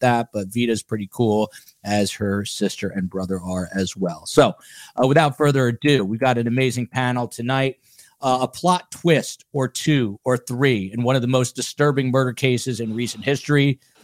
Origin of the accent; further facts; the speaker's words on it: Highland Park, New Jersey, United States; accent: Jersey; where I grew up in Highland Park, New Jersey